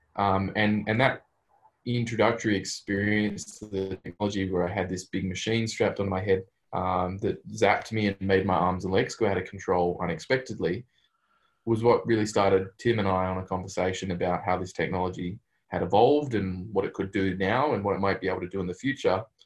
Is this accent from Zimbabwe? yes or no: no; Australia; moved away as an adult; now in Berkeley, United States; As an Australian